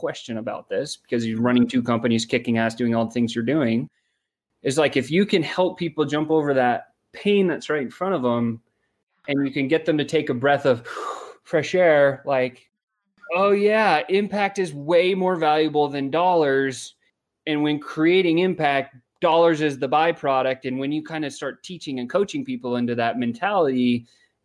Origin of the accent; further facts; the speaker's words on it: South Africa; I was born in South Africa